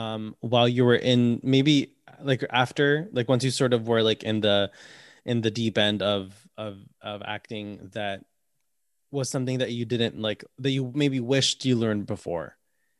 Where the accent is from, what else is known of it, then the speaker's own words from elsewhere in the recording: Bridgeport, Connecticut, United States; I went to Housatonic Community College in my hometown.